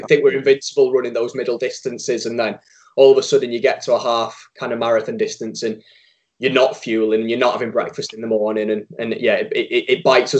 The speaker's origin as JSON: {"language": "English", "town": "Widnes", "region": "North West England", "country": "United Kingdom", "tie": "born or raised there", "said": "I'm Widnes born and bred"}